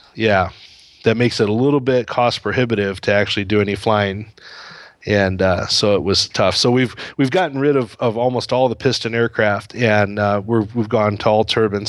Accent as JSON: {"language": "English", "country": "United States", "also_born_or_lived": "Indonesia", "moved": "as an adult", "said": "the U S is home"}